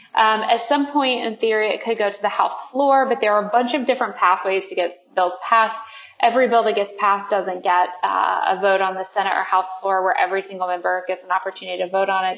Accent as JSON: {"language": "English", "region": "West Virginia", "country": "United States", "tie": "born or raised there", "said": "my home state of West Virginia."}